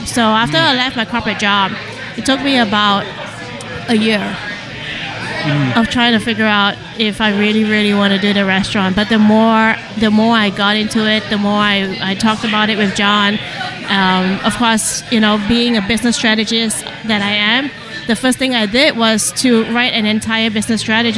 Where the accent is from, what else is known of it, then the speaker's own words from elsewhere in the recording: Kuala Lumpur, Malaysia; moved away as an adult; also born or lived in Kampar, Malaysia; now in Philadelphia, United States; I grew up in the big city. I grew up in Kuala Lumpur because my dad was the first in the family who had to move out to the big city